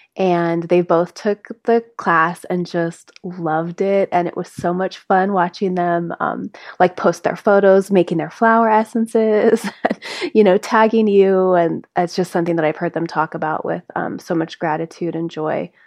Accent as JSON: {"language": "English", "town": "South Lake Tahoe", "region": "California", "country": "United States", "tie": "born or raised there", "moved": "yes", "lives_now": "Grass Valley, United States", "said": "we grew up together in South Lake Tahoe"}